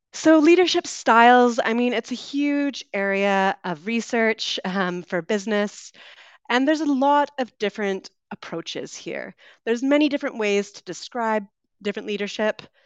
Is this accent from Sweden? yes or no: no; West Coast of Canada, Canada; accent: Canadian; moved away as an adult; also born or lived in United Kingdom; I am originally from Canada, so you'll be hearing a Canadian accent today. I grew up on the West Coast